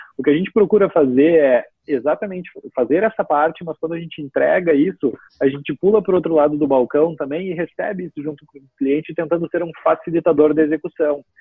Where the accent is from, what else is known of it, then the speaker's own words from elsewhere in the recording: Porto Alegre, Rio Grande do Sul, Brazil; moved away as an adult; also born or lived in Santa Maria, Rio Grande do Sul; now in Garopaba, Brazil; eu só nasci lá, eu morei a vida toda praticamente em Porto Alegre, né, na capital uhum. do estado